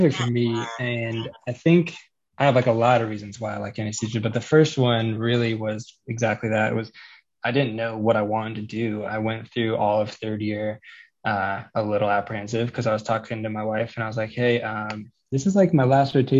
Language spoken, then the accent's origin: English; Colorado, United States; I'm from Colorado